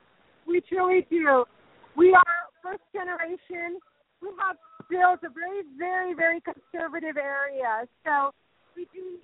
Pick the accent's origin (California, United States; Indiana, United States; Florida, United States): California, United States; San Francisco; I'm from San Francisco, so this has been so awesome to see